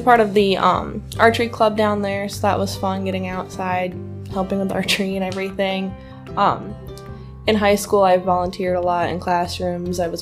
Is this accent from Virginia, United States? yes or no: no; Springville, Pennsylvania, United States; now in West Auburn, United States; I grew up just outside Springville